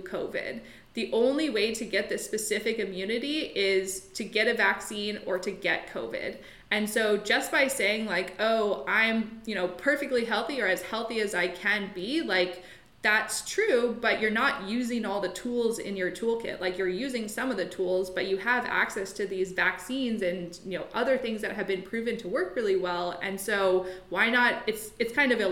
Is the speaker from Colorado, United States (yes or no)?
yes; Colorado, United States; also born or lived in London, England; now in Vancouver, Canada; I'm actually from Colorado originally, but I moved to Vancouver just over a year ago